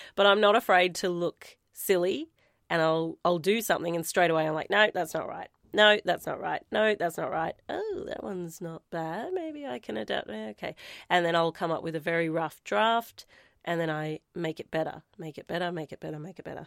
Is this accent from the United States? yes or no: no; Warrnambool, Victoria, Australia; my hometown.